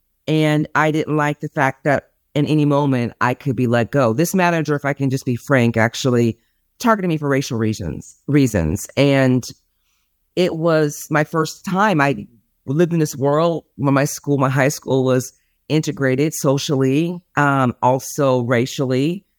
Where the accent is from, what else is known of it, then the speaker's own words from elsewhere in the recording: California, United States; now in Dallas, United States; Yes, I'm from California. I live in Dallas, Texas now.